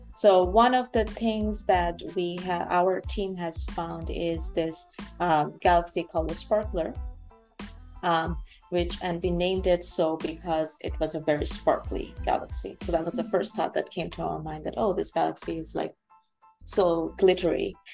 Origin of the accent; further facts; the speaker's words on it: Bangladesh; moved away as an adult; also born or lived in United States; now in Canada; I am uh, born and raised in Bangladesh.